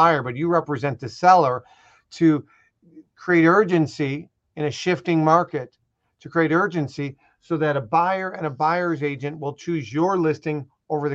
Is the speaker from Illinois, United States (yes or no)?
yes; Chicago, Illinois, United States; I'm Italian and I'm from Chicago